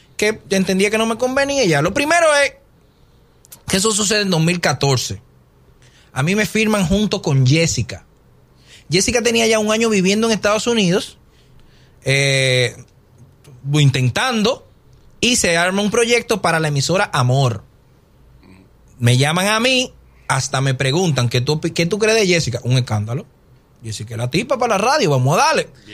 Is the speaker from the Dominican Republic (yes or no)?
yes; Dominican Republic; moved away